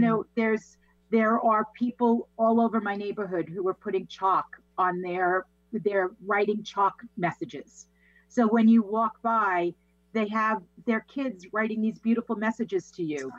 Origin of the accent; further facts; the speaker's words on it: Massapequa, New York, United States; born and raised in Massapequa, New York